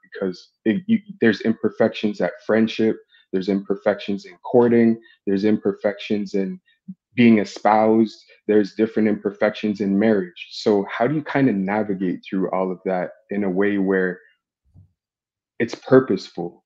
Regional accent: Toronto, Ontario, Canada; I'm thirty-three. I'm from Toronto.

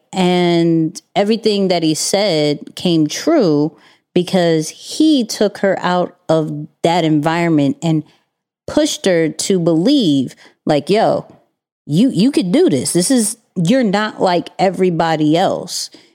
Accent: New York, United States; being a New Yorker

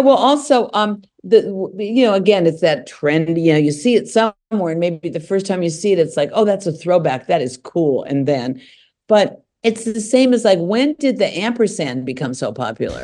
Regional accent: Los Angeles, California, United States; When I was growing up here

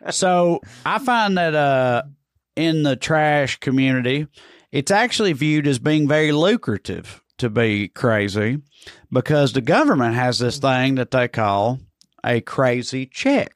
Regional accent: Salina, United States; growing up in Salina

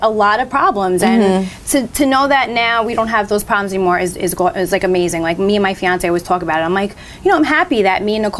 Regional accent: New York City, New York, United States; I'm from Staten Island

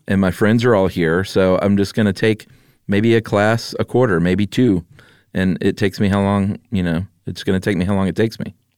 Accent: United States; I'm an American like you

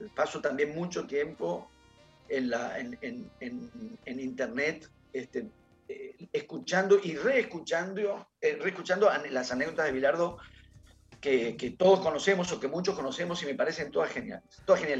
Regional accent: Buenos Aires, Argentina; yo no soy de ahí, yo soy de Núñez

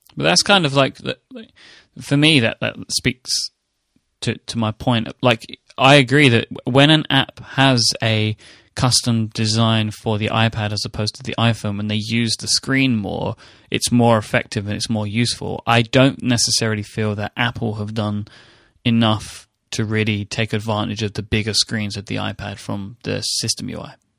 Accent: United Kingdom; I'm a British person.

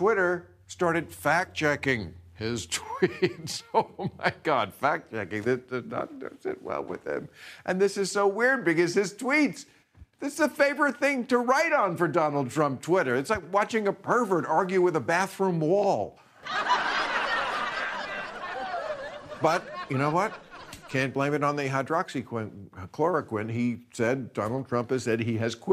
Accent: New Jersey, United States; moved away; the Jersey Shore? My home state.

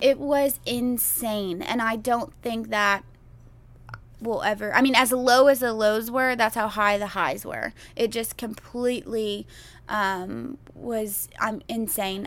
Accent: Houston, Texas, United States; Growing up in Houston

